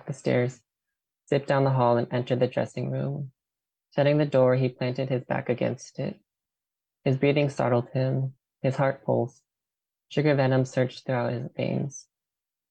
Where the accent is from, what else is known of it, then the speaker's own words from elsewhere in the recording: Forest Grove, Oregon, United States; also born or lived in Portland, Oregon; I'm from Forest Grove, Oregon.